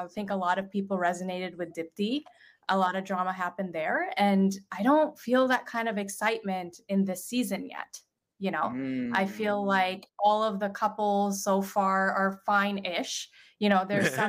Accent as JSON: {"language": "English", "country": "Canada", "tie": "born or raised there", "also_born_or_lived": "Pakistan (parents)", "moved": "yes", "lives_now": "San Francisco, United States", "said": "My parents are from Pakistan. I was born and raised in Canada, the good part of the West"}